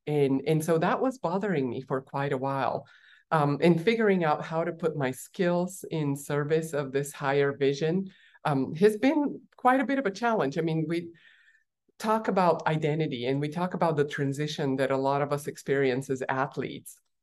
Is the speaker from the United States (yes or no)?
no; Bulgaria; moved away; I was born in Bulgaria while it was still a communist country, tiny little country